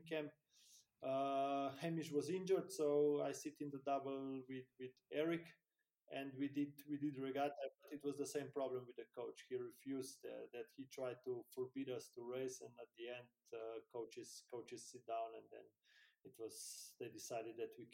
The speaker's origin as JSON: {"language": "English", "country": "Slovenia", "tie": "born or raised there", "said": "in my hometown, in my country"}